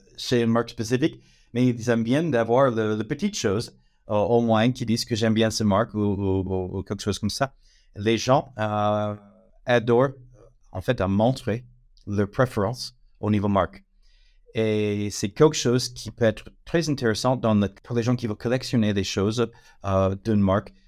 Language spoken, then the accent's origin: French; United States; accent: American; French is a second language; now in France; je suis américaine, euh, ça c'est l'accent, mais ça fait un moment que je suis en France